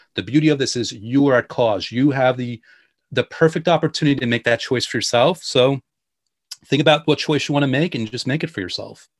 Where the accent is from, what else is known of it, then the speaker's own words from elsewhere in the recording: New York, United States; I'm from New York